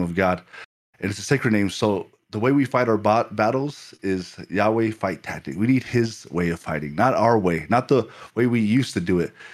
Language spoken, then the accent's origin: English; Ireland; when I was growing up in Ireland